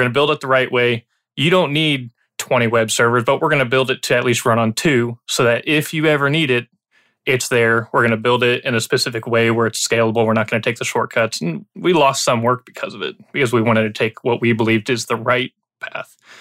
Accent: Illinois, United States; now in Texas, United States; I grew up in Illinois

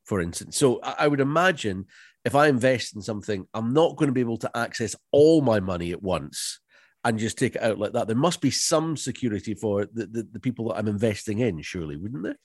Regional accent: Loch Ness, Scotland, United Kingdom; born or raised there

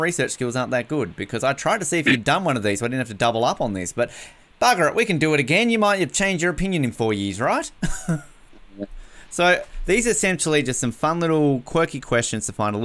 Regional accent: Australia; as an Australian

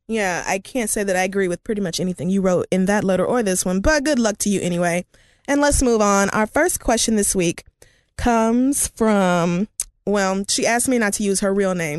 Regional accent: Oklahoma, United States; I'm from Oklahoma

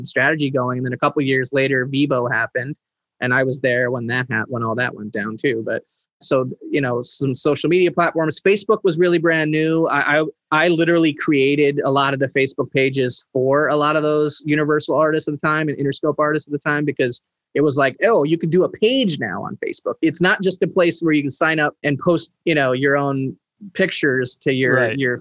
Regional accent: New Jersey, United States; growing up in Jersey

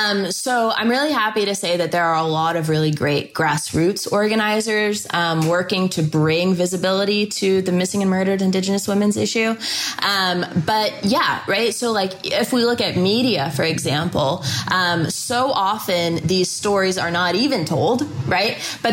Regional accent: Houston, Texas, United States; born there; I was born in Houston, Texas.

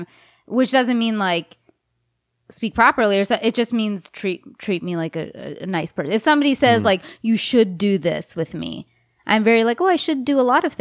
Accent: India; The ones who followed me also lectured me that I'm as an Indian girl and I took a nude.

